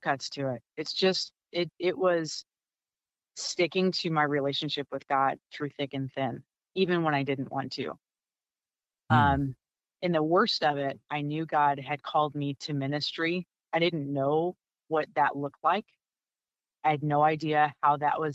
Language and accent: English; St. Louis, Missouri, United States; also born or lived in Rockford / Orlando; I'm originally from the St. Louis area